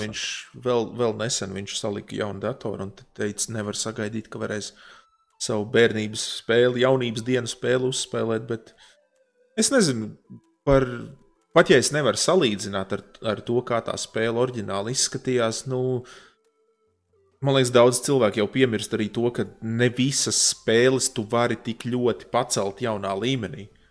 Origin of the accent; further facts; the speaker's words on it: Latvia; es esmu no Latvijas